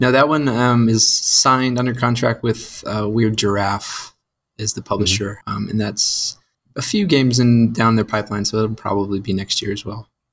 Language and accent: English; St. Louis, Missouri, United States; moved away as an adult; now in Georgia, United States; I grew up in St. Louis